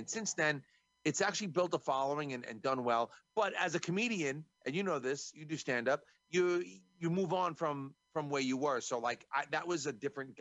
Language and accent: English; New York, United States; I'm from New York.